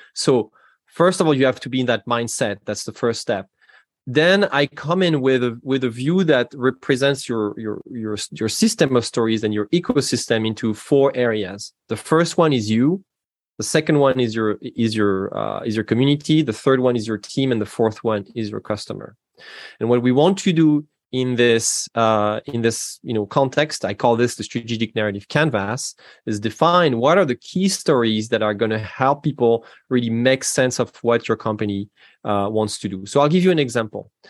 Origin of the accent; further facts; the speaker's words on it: Normandy, France; English is a second language; moved away as an adult; now in Seattle, United States; You can hear from my accent that I'm not from the United States originally. I'm from France. I'm from Normandy, in, in fact